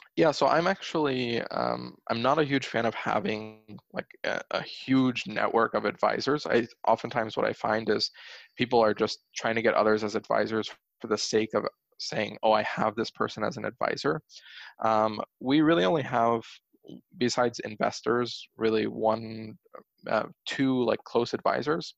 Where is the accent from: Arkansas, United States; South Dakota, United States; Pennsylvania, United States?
Pennsylvania, United States; I grew up in Pennsylvania